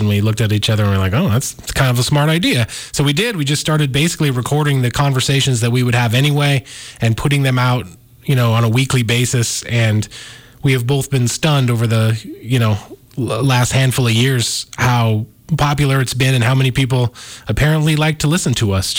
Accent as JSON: {"language": "English", "town": "Missoula", "region": "Montana", "country": "United States", "tie": "born or raised there", "said": "I'm a Missoula native. I was born here"}